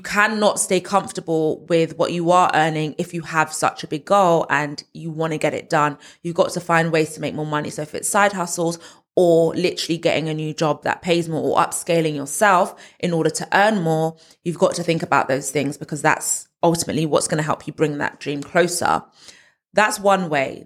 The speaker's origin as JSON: {"language": "English", "region": "London", "country": "United Kingdom", "tie": "born or raised there", "moved": "as an adult", "lives_now": "Essex, United Kingdom", "said": "I'm from Northwest London, born and raised zone two"}